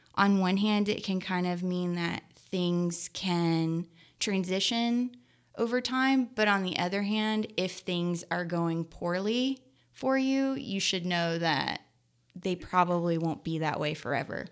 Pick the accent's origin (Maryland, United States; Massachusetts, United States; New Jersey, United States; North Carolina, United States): New Jersey, United States; Skillman; moved away; also born or lived in Lexington, Kentucky; I grew up in Skillman, New Jersey and Lexington, Kentucky, about half and half.